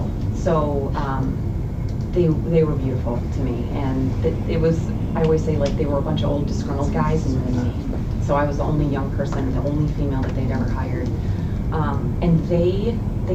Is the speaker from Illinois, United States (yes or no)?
yes; Chicago, Illinois, United States; moved away as an adult; also born or lived in Colorado / Louisiana / California; now in Wisconsin, United States; I grew up in Chicago